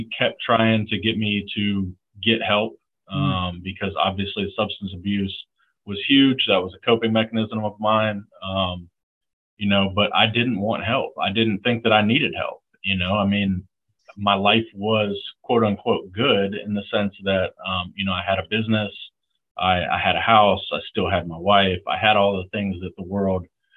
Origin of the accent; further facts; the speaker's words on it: the Panhandle of Florida, United States; moved away as an adult; I grew up in the Panhandle of Florida